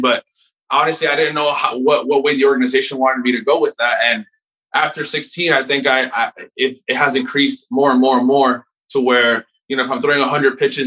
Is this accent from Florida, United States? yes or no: yes; Miami, Florida, United States; I grew up in Miami